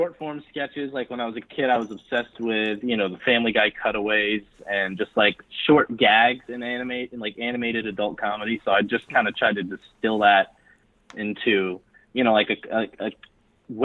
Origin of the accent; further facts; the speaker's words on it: New York City, New York, United States; now in Brooklyn, United States; I'm from Manhattan